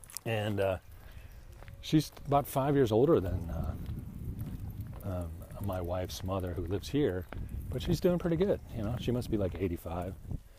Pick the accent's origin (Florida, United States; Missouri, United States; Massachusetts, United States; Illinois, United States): Illinois, United States; Chicago; moved away; Oh, since 88, so like 30 years. From Chicago area.